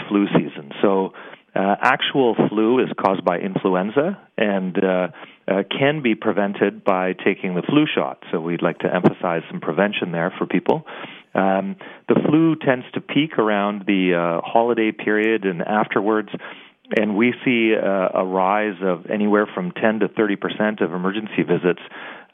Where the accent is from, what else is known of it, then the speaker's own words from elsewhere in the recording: Canada; We're Canadian.